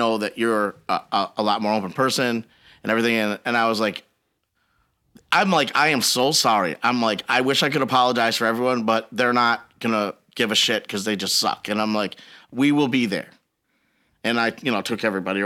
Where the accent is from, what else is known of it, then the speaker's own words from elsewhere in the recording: Biloxi, Mississippi, United States; I grew up on old school gospel music because I grew up in Biloxi